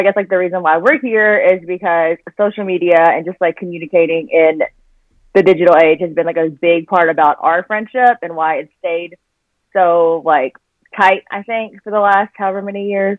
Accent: Memphis, Tennessee, United States; now in Los Angeles, United States; I'm from Memphis originally. But now I live in Los Angeles.

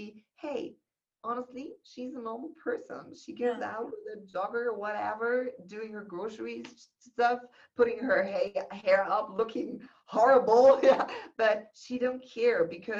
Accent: Germany; I was born in Germany

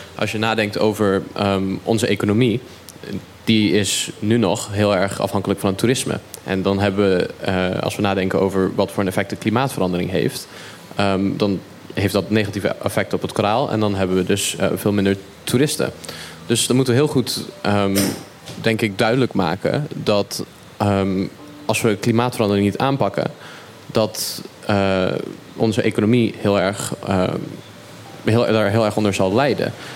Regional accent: Caribbean Netherlands; We zijn als Bonaire heel speciaal

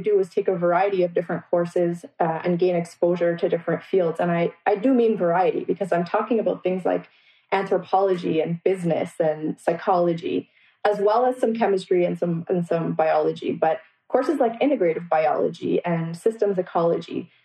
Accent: Toronto, Ontario, Canada; also born or lived in Guyana; now in Windsor, Canada; I grew up in Scarborough, Ontario. And so my entire life was really spent in the greater Toronto area. However, I was born in Guyana

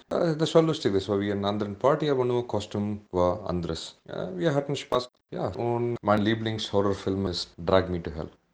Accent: India; German is a second language; moved away as an adult; now in Germany; Ich komme aus Indien und wegen meiner indischen Ursprung

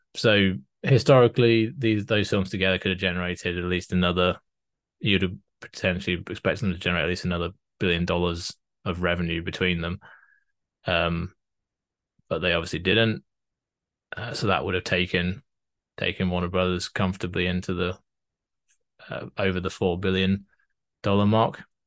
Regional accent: United Kingdom; I'm British

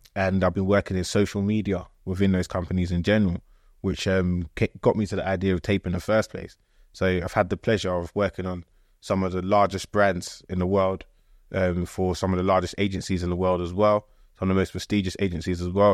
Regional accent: Croydon, London, United Kingdom; also born or lived in Ghana; I grew up in Croydon

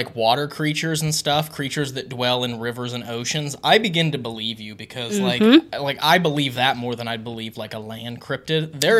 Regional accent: West Virginia, United States; being from West Virginia, I spent a lot of my childhood swimming in rivers and creeks

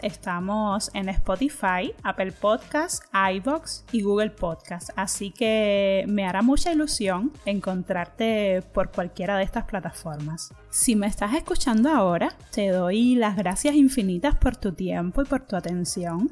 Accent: Cuba; moved away as an adult; now in Spain; Yo soy de Cuba y llevo cinco años ya viviendo aquí en España

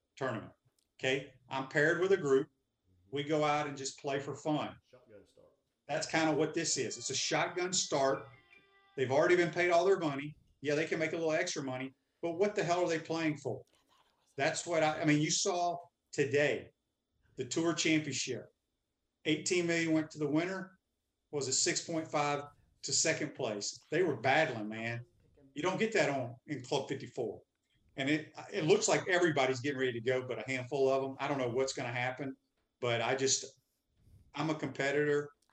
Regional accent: Mississippi, United States; I grew up in Mississippi

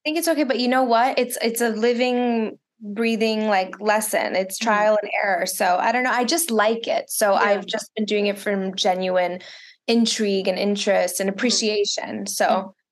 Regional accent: Miami, Florida, United States; first language Russian; English is a second language; moved away; also born or lived in Chicago / Israel / Los Angeles; Spanish because I grew up in Miami

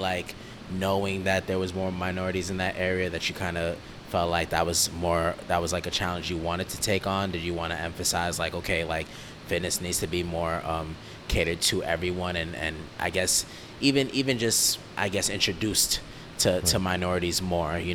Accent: New York City, New York, United States; I'm in Queens, so we're both from New York

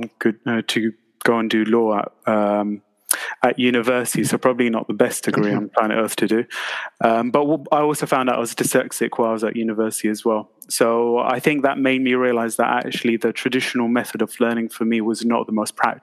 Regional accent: London, United Kingdom; where I was born in Southwest London, Tooting

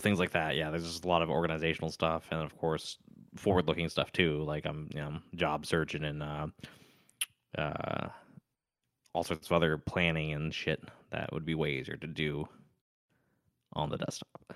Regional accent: California, United States; moved away as an adult; now in Tennessee, United States; I was from California.

